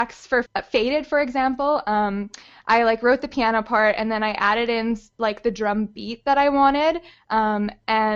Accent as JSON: {"language": "English", "town": "Winnipeg", "region": "Manitoba", "country": "Canada", "tie": "born or raised there", "also_born_or_lived": "Nelson, BC", "moved": "as an adult", "said": "I grew up in Winnipeg"}